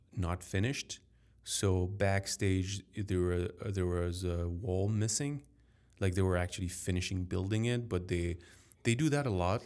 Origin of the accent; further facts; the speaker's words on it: Paris, Île-de-France, France; accent: French; English is a second language; as a French man growing up in Paris, in France